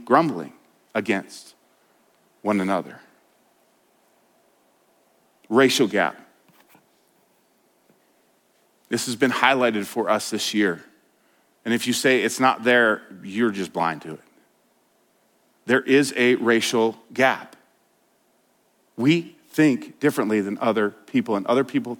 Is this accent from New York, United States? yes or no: no; Denver, Colorado, United States; I grew up in Denver. Grew up a city boy